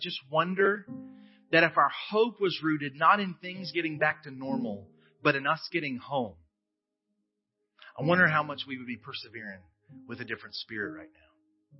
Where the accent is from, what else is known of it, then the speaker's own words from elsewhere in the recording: United States; I'm an American.